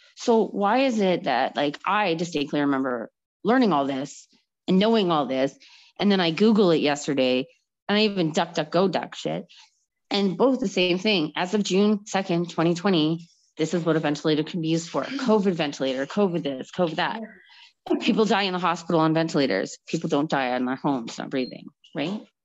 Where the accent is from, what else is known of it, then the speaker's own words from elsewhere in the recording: Calgary, Alberta, Canada; moved away as an adult; I am from Calgary